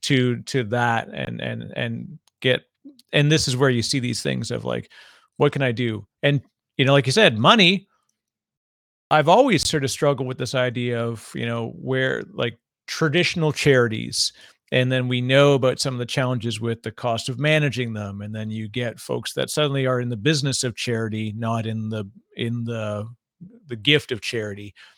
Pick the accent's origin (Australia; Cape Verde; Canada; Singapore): Canada; now in New Jersey, United States; Canadian by birth